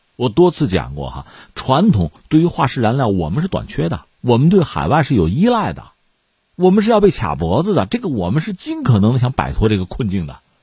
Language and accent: Chinese; China; 作为中国人嘛